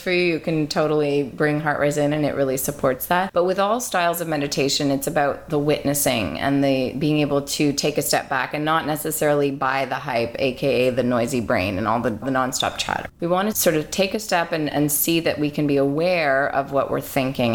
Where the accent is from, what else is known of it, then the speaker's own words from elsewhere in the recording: Montreal, Quebec, Canada; also born or lived in London; I'm from Montreal